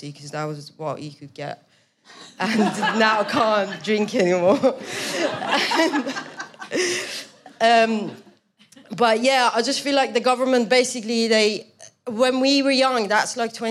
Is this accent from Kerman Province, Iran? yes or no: no; Tehran, Tehran Province, Iran; moved away as an adult; now in United Kingdom; I grew up in Tehran, which is by far the most comfortable place to live in Iran